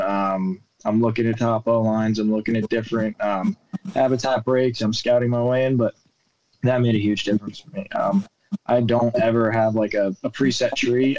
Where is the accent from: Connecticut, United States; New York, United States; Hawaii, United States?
New York, United States; the way I was brought up gun hunting in New York